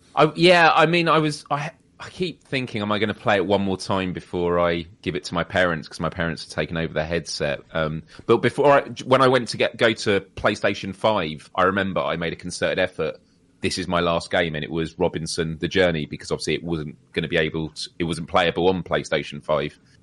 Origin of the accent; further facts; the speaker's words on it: United Kingdom; we're British